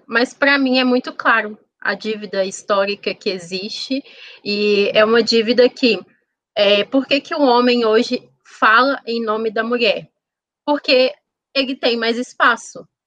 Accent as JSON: {"language": "Portuguese", "town": "Contagem", "region": "Minas Gerais", "country": "Brazil", "tie": "born or raised there", "said": "Eu nasci aqui mesmo, em Contagem."}